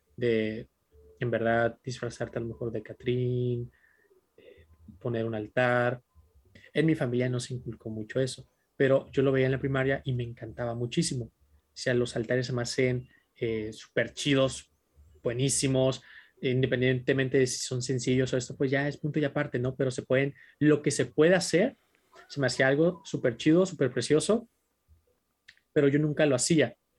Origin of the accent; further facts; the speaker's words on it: Tijuana, Baja California, Mexico; yo soy primera generación de Tijuana dentro de mi familia